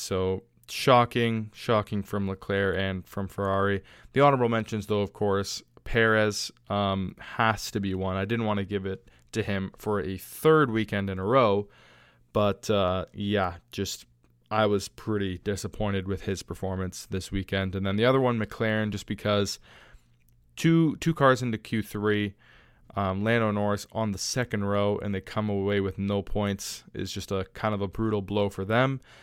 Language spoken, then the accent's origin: English; Canada; my home country